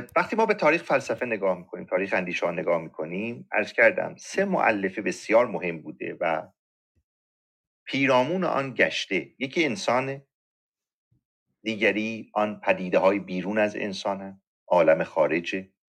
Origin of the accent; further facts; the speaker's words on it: Iran; ما ایرانی هستیم